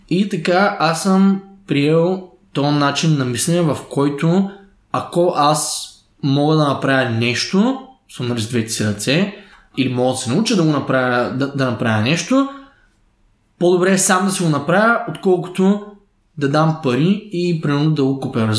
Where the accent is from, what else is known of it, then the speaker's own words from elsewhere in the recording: Stara Zagora, Stara Zagora Province, Bulgaria; born there; Аз съм роден в Стара Загора 1993 като семейството, в което съм отраснал.